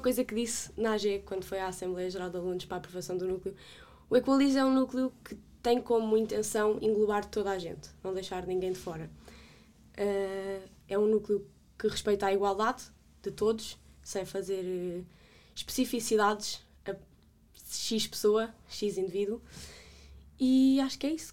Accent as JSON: {"language": "Portuguese", "town": "Vale de Milhaços", "region": "Setúbal", "country": "Portugal", "said": "sou da Margem Sul, de Valdemelhaços"}